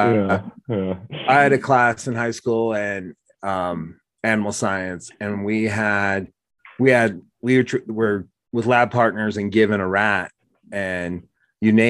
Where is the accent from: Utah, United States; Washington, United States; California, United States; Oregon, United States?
Oregon, United States; when we were growing up in Oregon